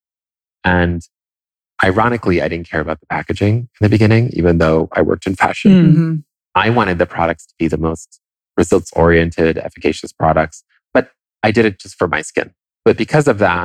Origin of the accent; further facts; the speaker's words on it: Italy; first language Italian; English is a second language; moved away; I grew up in Italy. And so Italian was my first language